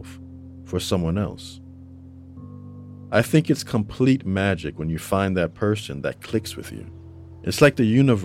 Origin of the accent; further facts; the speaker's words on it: New York City, New York, United States; now in North Carolina, United States; We grew up together in the Bronx